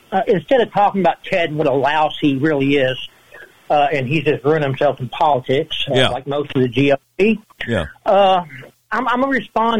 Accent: Gravette, Arkansas, United States; I'm from Gravette, Arkansas.

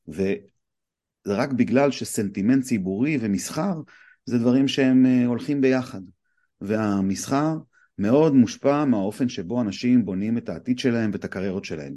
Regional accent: Bat Yam, Tel Aviv District, Israel; also born or lived in Los Angeles; now in Tel Aviv, Israel; אני תל אביב מבת ים

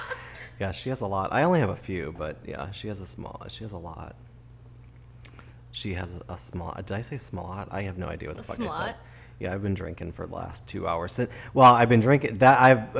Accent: Chicago, Illinois, United States; I claim to only be 30-ish. I grew up in Chicago.

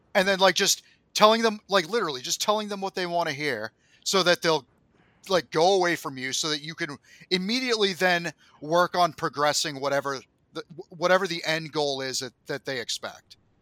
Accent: United States; as an American

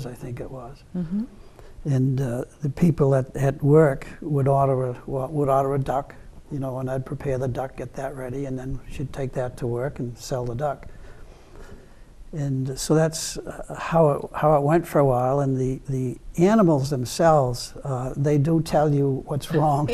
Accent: Easton, Massachusetts, United States; born or raised there; also born or lived in Stoughton, Massachusetts / Brockton, Massachusetts

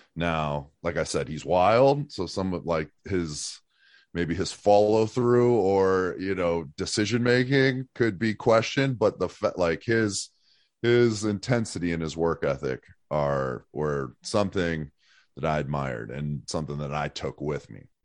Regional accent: Erie, Pennsylvania, United States; moved away as an adult; I'm from Erie, Pennsylvania. Um, I grew up there till I was, like, eighteen

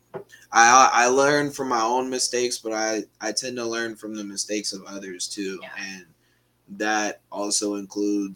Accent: Mountlake Terrace, Washington, United States; also born or lived in Kenmore, Washington / Bothell, Washington; I came from Mallet Terrace. Originally, mm-hmm. I grew up in Kenmore, and then after fourth grade, I moved to the Both area and went to Mallet Terrace

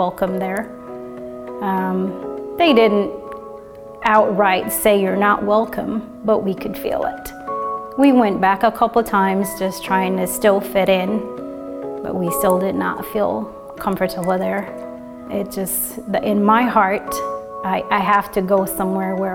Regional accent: Jamaica; now in Indianapolis, United States; I'm originally from Jamaica, and I've been living here in Indianapolis, Indiana for about 20 years now

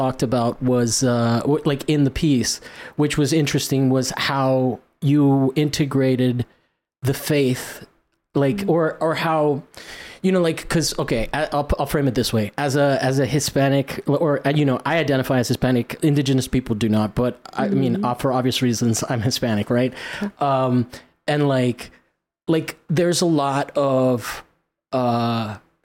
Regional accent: Rome, Lazio, Italy; moved away; I grew up in Italy.

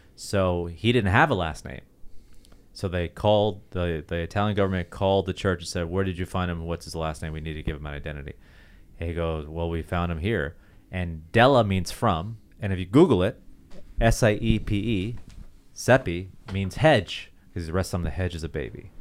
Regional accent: Toronto, Ontario, Canada; moved away; my hometown, Toronto

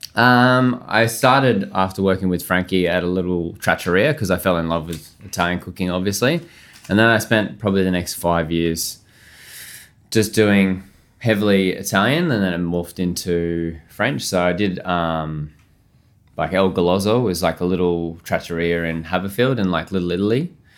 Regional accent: Australia; moved away as an adult; also born or lived in Melbourne / London; as an Aussie chef.

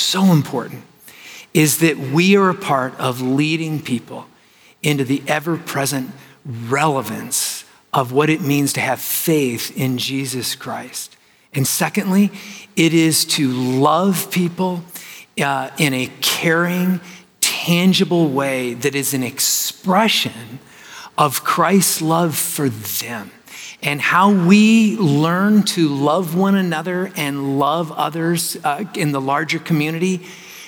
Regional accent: Arizona, United States; I'm from Arizona

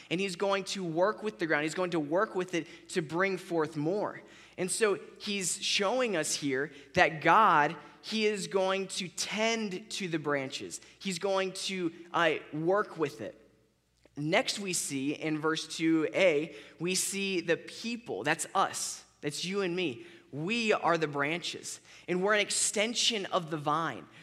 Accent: Florida, United States; I grew up in Florida, so we had orange trees everywhere.

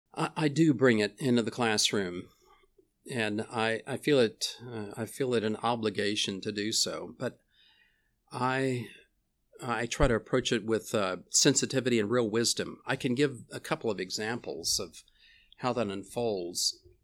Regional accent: Houston, Texas, United States; also born or lived in Louisiana; I grew up in Houston

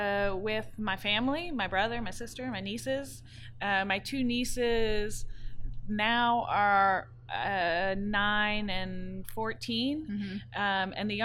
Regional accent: New Orleans, Louisiana, United States; growing up in New Orleans

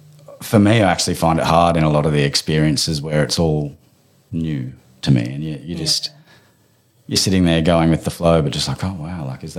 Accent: Queensland, Australia; born there; I was born in Queensland, so I was under the, I think it was a ward of the state.

